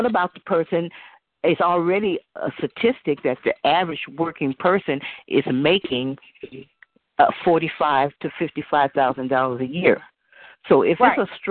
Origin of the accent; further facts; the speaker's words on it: Oakland, California, United States; I was born and raised here in Oakland